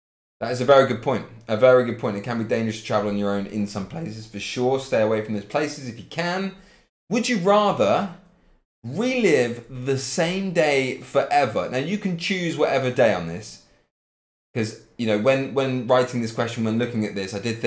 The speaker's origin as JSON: {"language": "English", "town": "Cambridge", "region": "East of England", "country": "United Kingdom", "moved": "as an adult", "lives_now": "Leipzig, Germany", "said": "I'm living in Leipzig. But I come from Cambridge."}